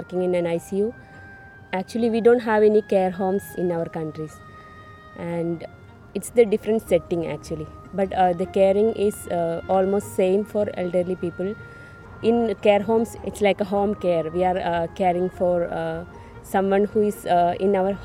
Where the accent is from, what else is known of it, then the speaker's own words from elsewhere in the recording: Kerala, India; moved away as an adult; now in Scotland; I am from India, south part of India. It's Kerala